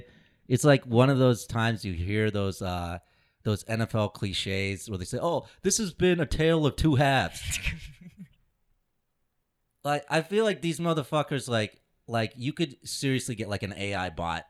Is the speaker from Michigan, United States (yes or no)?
no; Indianapolis, Indiana, United States; I grew up in Indianapolis.